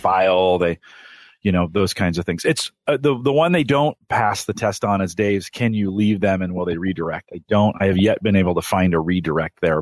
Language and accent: English; Silicon Valley, California, United States; I grew up in the Silicon Valley